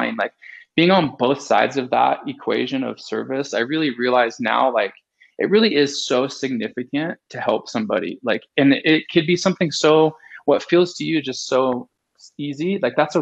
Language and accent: English; California, United States; I grew up in California and lived at the beach